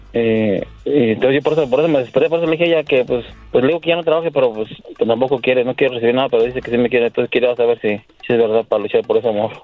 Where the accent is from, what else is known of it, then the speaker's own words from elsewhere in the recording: Querétaro, Mexico; Yo soy de Querétaro